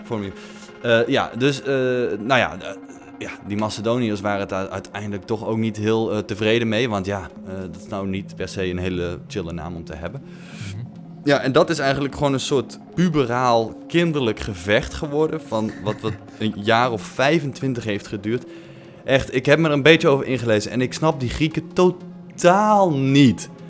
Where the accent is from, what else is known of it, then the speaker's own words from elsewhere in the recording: North Brabant, Netherlands; ik kom uit Noord-Brabant